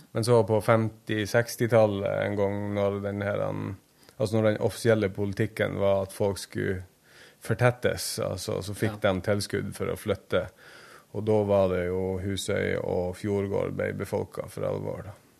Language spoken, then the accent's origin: Norwegian; Senja, Troms, Norway; Øyfjord. heter hele fjorden, men Ørnfjord heter den innerste delen, der jeg kommer fra